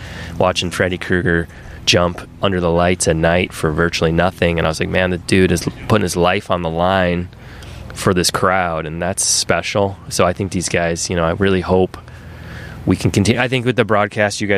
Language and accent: English; Michigan, United States; I grew up in Michigan